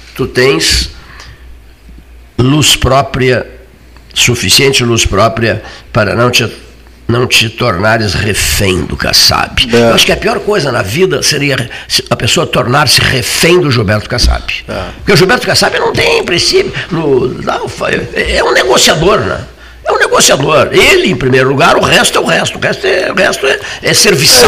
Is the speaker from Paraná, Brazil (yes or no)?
no; Cerrito, Rio Grande do Sul, Brazil; moved away; Eu sou lá do Cerrito